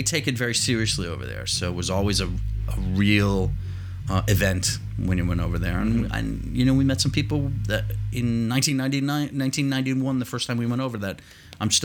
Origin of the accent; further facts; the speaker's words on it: Malden, Massachusetts, United States; I grew up in Malden, which is about 5 miles north of Boston.